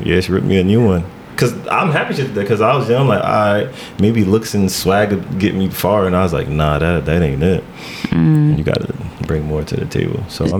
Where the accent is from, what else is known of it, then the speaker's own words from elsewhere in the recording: Irvington, New Jersey, United States; Yeah, Irvington.